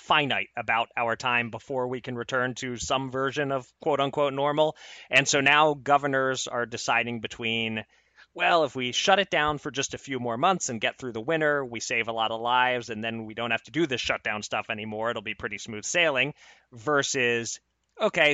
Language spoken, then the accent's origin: English; Pennsylvania, United States; my home state of Pennsylvania